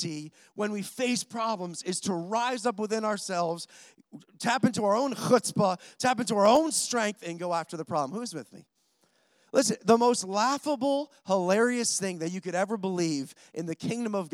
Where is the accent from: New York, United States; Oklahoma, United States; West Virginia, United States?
New York, United States; Rochester; I'm from Rochester, New York